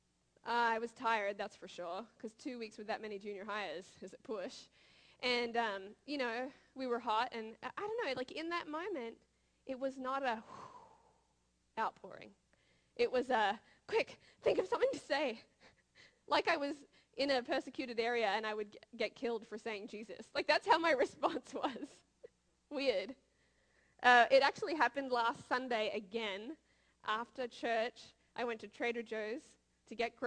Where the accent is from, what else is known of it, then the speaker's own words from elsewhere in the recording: Australia; now in United States; I'm from Australia, but now I live in America